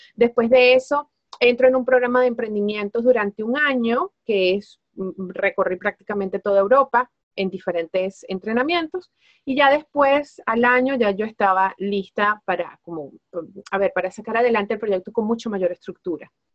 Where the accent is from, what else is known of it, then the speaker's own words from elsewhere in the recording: Venezuela; moved away as an adult; now in Spain; los elementos que me distinguen a mí como venezolana, como latina, como latinoamericana